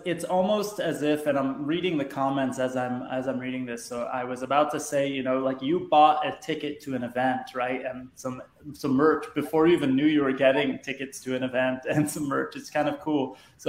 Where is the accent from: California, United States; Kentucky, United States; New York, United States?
California, United States; Southern; I grew up in Southern California